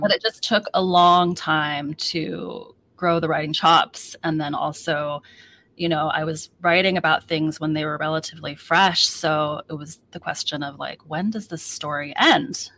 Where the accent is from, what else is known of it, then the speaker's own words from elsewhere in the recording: United States; also born or lived in Seattle; I am so American, I'm so not Chinese